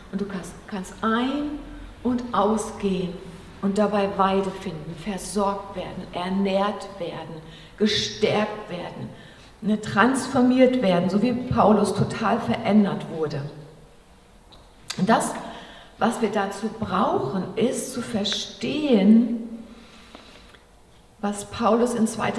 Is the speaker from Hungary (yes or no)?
no; Germany; Wir so als Deutsche, ne, so wie wir aufgewachsen sind in der Schule